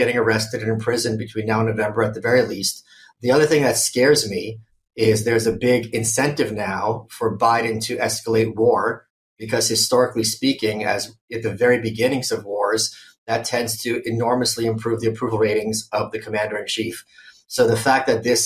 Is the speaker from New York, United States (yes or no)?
yes; New York City, New York, United States; also born or lived in Ukraine; I grew up in this obscure town called Brooklyn. You may have heard of it. I was born in Ukraine. I left there when I was 1.5